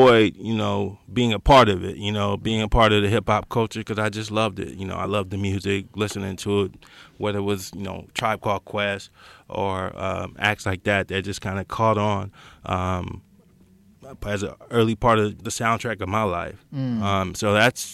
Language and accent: English; Los Angeles, California, United States; I grew up in Los Angeles area, out of Baldwin Hills, that Crenshaw District area